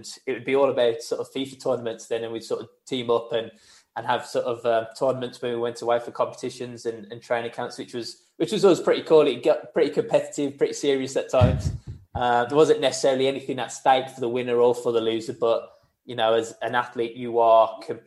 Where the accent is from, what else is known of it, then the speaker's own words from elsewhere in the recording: Wolverhampton, West Midlands, United Kingdom; I'm proud to say I'm from Wolverhampton